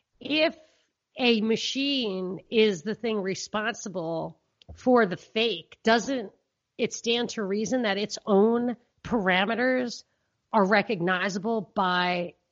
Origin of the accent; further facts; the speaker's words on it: New York, United States; because growing up in New York, in that environment where people talk and acted like that back in the day